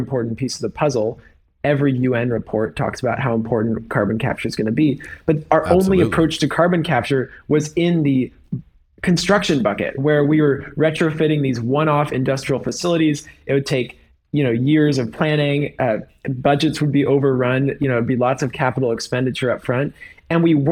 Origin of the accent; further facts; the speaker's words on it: San Francisco, California, United States; I grew up in San Francisco